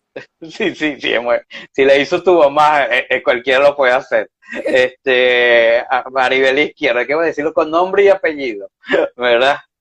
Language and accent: Spanish; Venezuela; now in Spain; como cocineros venezolanos